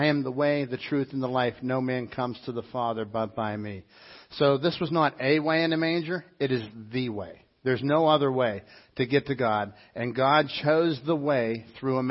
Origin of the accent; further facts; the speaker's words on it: Dormont, Pennsylvania, United States; Phil and I grew up together in Dormont.